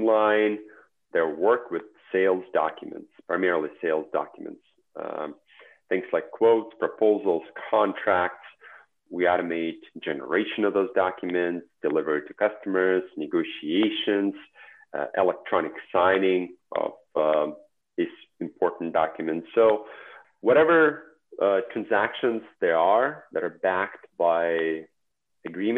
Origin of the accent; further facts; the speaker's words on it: Belarus; English is a second language; moved away as an adult; also born or lived in Honolulu, Hawaii; now in United States